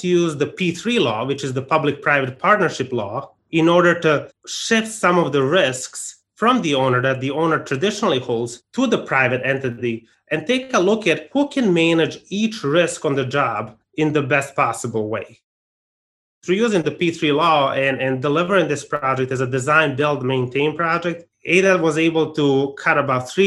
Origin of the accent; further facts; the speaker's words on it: Arizona, United States; my home state of Arizona